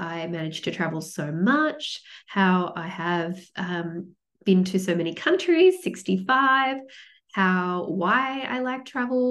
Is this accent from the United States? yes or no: no; Sydney, New South Wales, Australia; moved away as an adult; now in Melbourne, Australia; I grew up in Sydney, but I moved to Melbourne